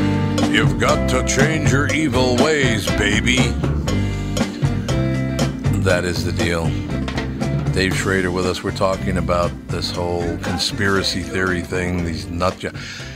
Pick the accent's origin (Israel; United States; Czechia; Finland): United States; Minneapolis, Minnesota; When I was a kid, 11 years old, we moved from Plymouth Avenue up to the West Broadway area up in North Minneapolis.